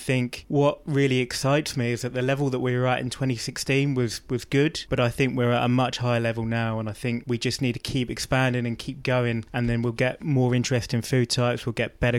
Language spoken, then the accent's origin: English; Reading, South East England, United Kingdom; I was living in Reading